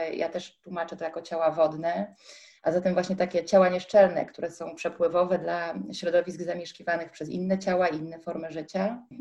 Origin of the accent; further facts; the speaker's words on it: Gdańsk, Pomeranian Voivodeship, Poland; Ja się urodziłam nad Bałtykiem w Gdańsku